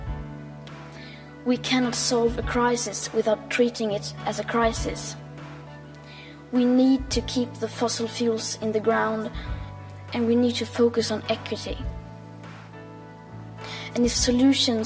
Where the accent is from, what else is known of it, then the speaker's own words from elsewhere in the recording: Sweden; I am 15 years old and I'm from Sweden